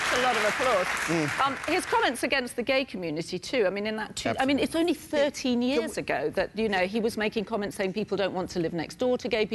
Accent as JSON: {"language": "English", "country": "United Kingdom", "said": "as a British person"}